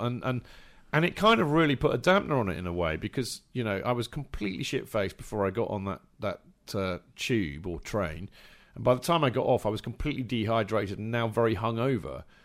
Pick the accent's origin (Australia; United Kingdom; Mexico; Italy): United Kingdom; England; as an Englishman